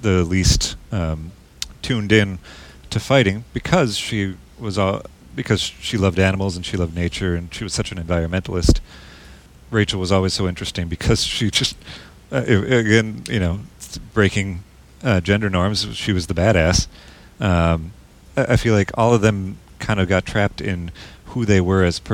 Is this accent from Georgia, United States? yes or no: no; Minnesota, United States; accent: Minnesotan; my Minnesotan accent